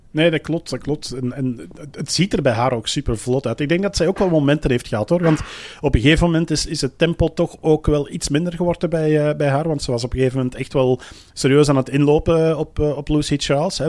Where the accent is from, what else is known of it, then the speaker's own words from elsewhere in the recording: Belgium; zelf als Belg zijnde